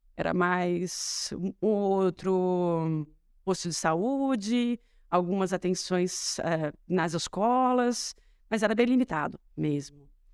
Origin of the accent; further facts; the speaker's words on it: Matão, São Paulo, Brazil; also born or lived in Ribeirão Preto; eu nasci em Ribeirão, minha família é de lá, mas eu cresci em Matão